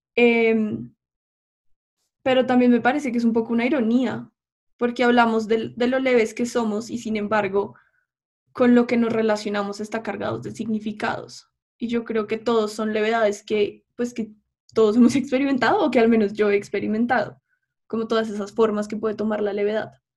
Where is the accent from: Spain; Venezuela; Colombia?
Colombia